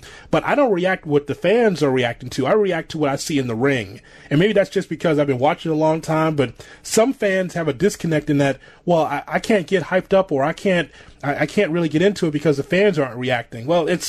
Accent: Chicago, Illinois, United States; I'm from Chicago

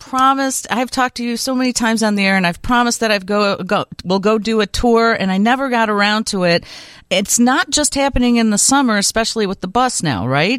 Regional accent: Brookfield, Illinois, United States; also born or lived in LaGrange, Illinois; I'm a suburbanite. I grew up in 708 land. I grew up in Brookfield, home of the lovely Brookfield Zoo.

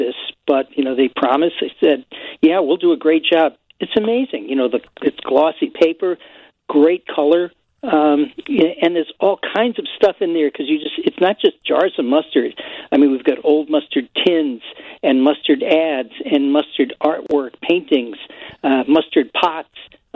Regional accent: Massachusetts, United States; moved away; I'm originally from Massachusetts

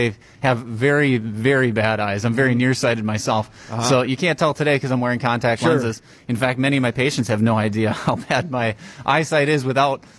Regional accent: Random Lake, Wisconsin, United States; also born or lived in Madison, Wisconsin / Chicago, Illinois; I grew up in a town called Random Lake

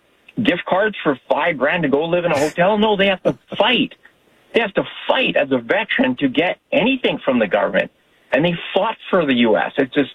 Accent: Canada; because I'm from Canada, and I have lots of American friends

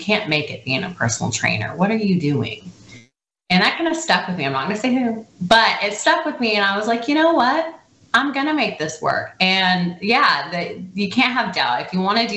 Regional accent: Coeur d'Alene, Idaho, United States; moved away as an adult; I am from Idaho in a really pretty place called Coeur d'Alene, Idaho

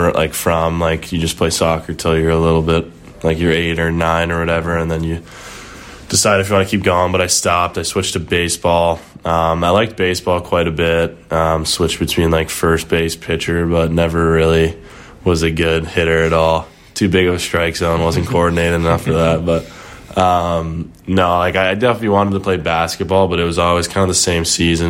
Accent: Wilmette, Illinois, United States; Started off at the Wilmette Braves, like my hometown team.

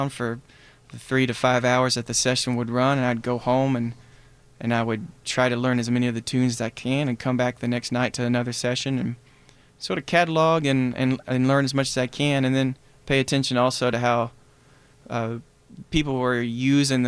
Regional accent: Black Mountain, North Carolina, United States; moved away as an adult; also born or lived in Berea, Kentucky; now in Chicago, United States; I'm from Black Mountain. Which is pretty close to Asheville.

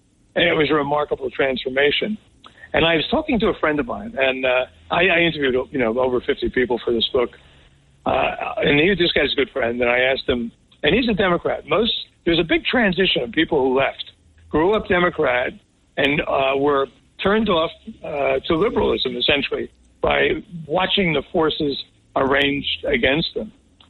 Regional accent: Newark, New Jersey, United States; I grew up in Newark, New Jersey, obviously.

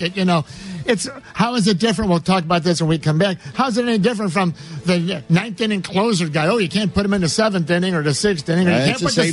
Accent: Cicero, Illinois, United States; also born or lived in La Grange, Illinois; I'm from LaGrange, originally Cicero

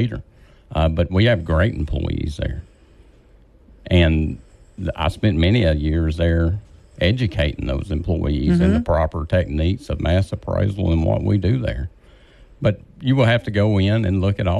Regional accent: Vivian, Louisiana, United States; I'm from Vivian, Louisiana. I've been in Vivian since 2017.

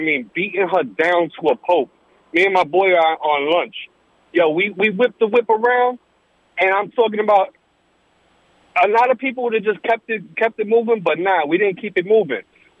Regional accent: New York City, New York, United States; now in Florida, United States; I'm also from New York City, so it's like, you know, we kind of look the other way for a lot of things. Out here in Florida

